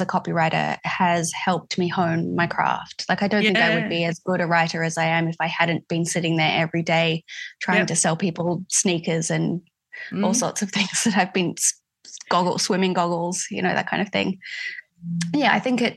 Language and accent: English; Adelaide Hills, South Australia, Australia; moved away as an adult; I grew up in the Adelaide Hills and lived there until I was about 20.